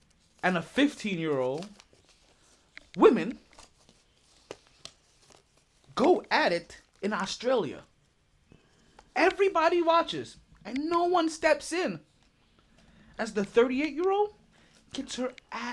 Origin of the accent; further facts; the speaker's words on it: United States; Because we're American.